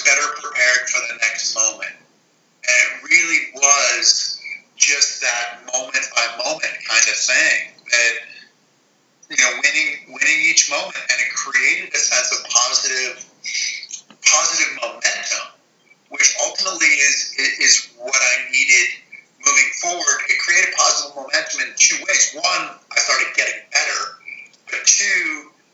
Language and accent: English; Western Massachusetts, United States; I grew up in Western Massachusetts, about an hour and a half west of Boston.